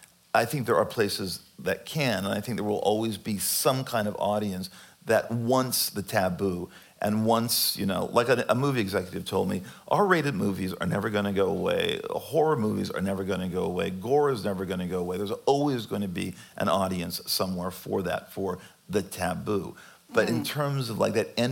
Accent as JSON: {"language": "English", "region": "California", "country": "United States", "tie": "born or raised there", "said": "growing up in California in the 70s and the 80s of my childhood"}